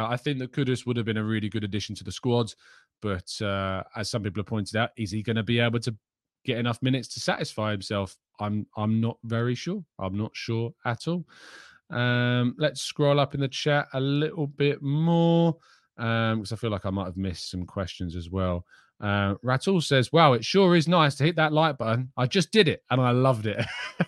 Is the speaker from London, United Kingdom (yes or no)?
yes; London, United Kingdom; I like staying in my hometown and staying around London and all of that.